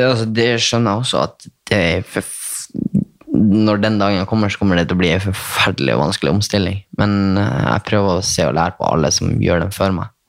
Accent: Bodø, Nordland, Norway; accent: nordnorsk; now in Oslo, Norway; Jeg er fra Skivika. Nordsida.

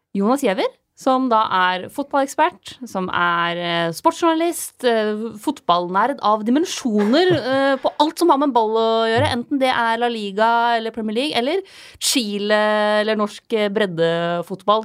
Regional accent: Lillehammer, Innlandet, Norway; moved away; Jeg var hjemme på Lillehammer

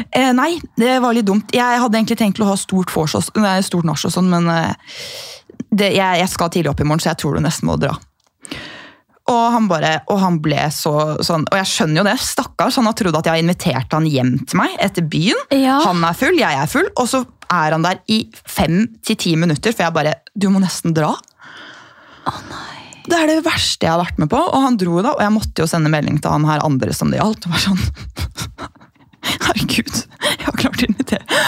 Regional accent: Gol, Buskerud, Norway; moved away; also born or lived in Bergen / New York; vi har jo brønn hjemme på Gol

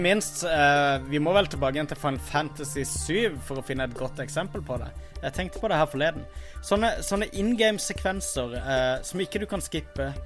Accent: Kristiansand, Agder, Norway; moved away; jeg er hjemme i Kristiansand

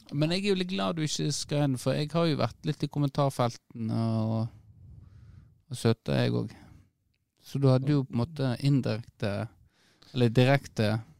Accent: Norway; på Ragnarud i gettoen der jeg vokste opp

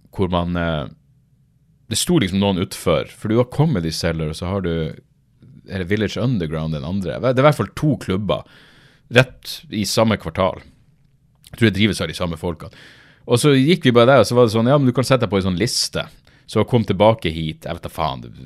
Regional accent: Norway; Jeg er fra Norge

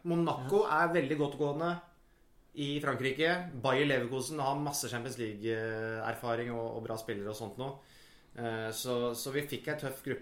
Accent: Jevnaker, Innlandet, Norway; Jevnaker er jo der jeg er fra

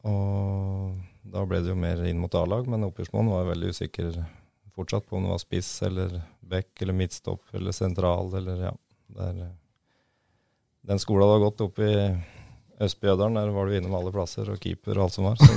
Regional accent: Freng, Norway; det er for dem som har vært opp under Freng der jeg vokste opp, så uh, føler jeg at jeg har fått opplevd mye

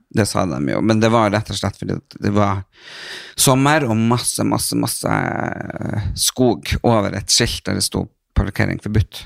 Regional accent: Northern Norway, Norway; moved away as an adult; now in Oslo, Norway; jeg er fra Nord-Norge

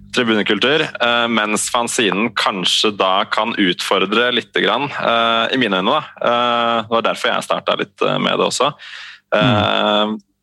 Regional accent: Eastern Norway, Norway; Jeg vokste opp her på Østlandet med en mor fra Bergen

